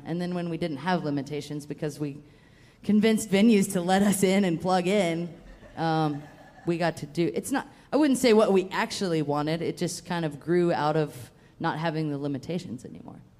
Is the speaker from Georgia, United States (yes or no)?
yes; Atlanta, Georgia, United States; moved away; also born or lived in Western United States; I'm from Georgia, but I'm from Atlanta, so like. I didn't like I didn't play bluegrass until I moved out west